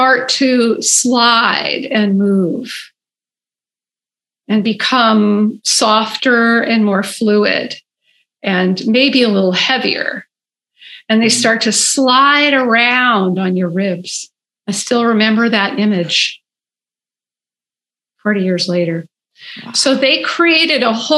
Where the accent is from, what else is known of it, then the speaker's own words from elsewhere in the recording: Berkeley, California, United States; I grew up in Berkeley